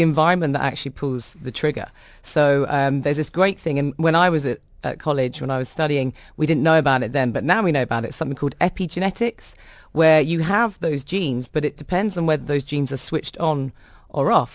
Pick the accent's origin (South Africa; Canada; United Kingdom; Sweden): United Kingdom; London; I come from a really large Irish family. I don't have the accent. I was brought up in London, but my parents are Irish